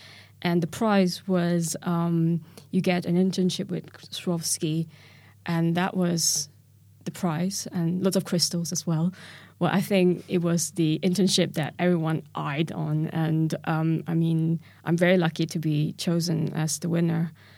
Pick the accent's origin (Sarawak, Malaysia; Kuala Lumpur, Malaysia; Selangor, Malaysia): Kuala Lumpur, Malaysia; now in London, United Kingdom; So that was really sort of ingrained in me when I came from Kuala Lumpur here to London.